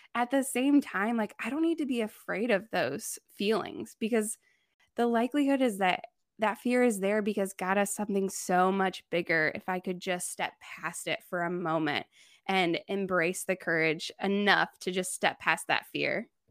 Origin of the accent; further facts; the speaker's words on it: Indiana, United States; moved away as an adult; also born or lived in Thailand; now in Chicago, United States; I grew up in Amish country